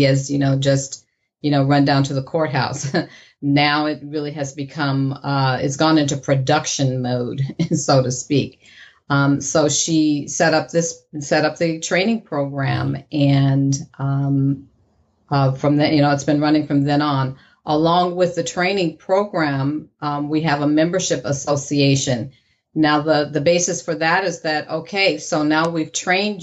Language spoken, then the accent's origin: English; Ohio, United States; also born or lived in Sacramento, California; now in San Jose, United States; So I am originally from Ohio. I moved out here quite a few years ago